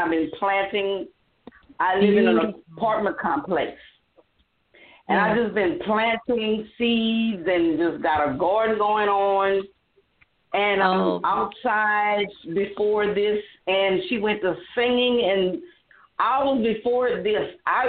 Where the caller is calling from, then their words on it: Louisiana, United States; from Louisiana.